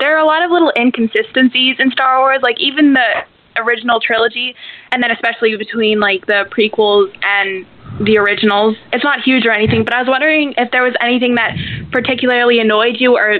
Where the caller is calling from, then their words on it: Canada; I'm …. I'm from Canada.